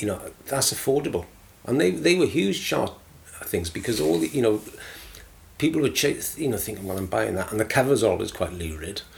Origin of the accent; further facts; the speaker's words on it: Aberdare, Wales, United Kingdom; also born or lived in London; now in Masterton, New Zealand; I grew up in a, a South Wales mining town called mm. Aberdare